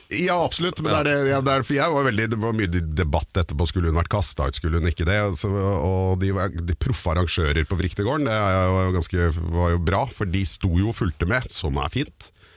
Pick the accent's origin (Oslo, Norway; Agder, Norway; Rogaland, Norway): Oslo, Norway; also born or lived in Caribbean; jeg vokste opp på Kjelsås